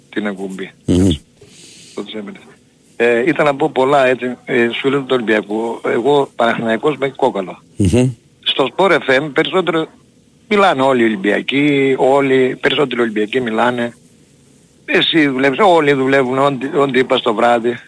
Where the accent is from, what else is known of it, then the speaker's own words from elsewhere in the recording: Germany; είμαι από Γερμανία